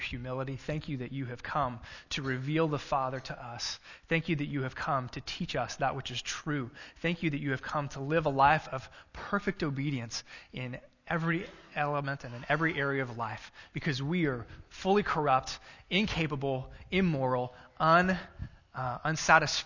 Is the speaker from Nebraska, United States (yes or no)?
no; Texas, United States; now in Cissna Park, Illinois, United States; I'm from Texas.